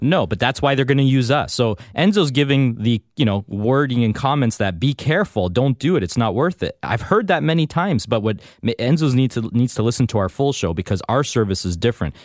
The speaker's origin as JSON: {"language": "English", "country": "Canada", "tie": "born or raised there", "said": "I'm a proud, loyal Canadian. I was born and raised here."}